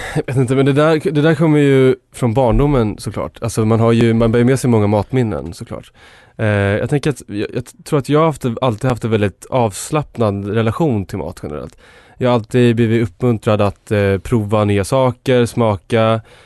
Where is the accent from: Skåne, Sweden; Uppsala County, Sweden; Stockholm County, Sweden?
Uppsala County, Sweden; Enköping; min eh, uppväxt och där jag kommer från. Jag kommer från Enköping.